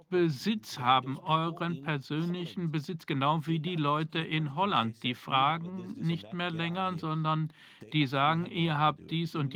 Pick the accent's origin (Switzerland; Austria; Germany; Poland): Poland; ich weiß noch, wie es war